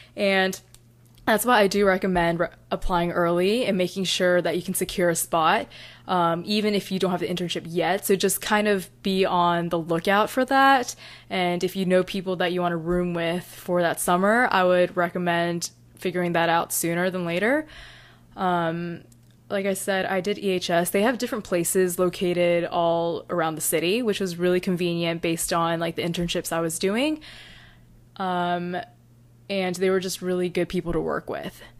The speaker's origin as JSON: {"language": "English", "region": "North Carolina", "country": "United States", "said": "I'm from North Carolina"}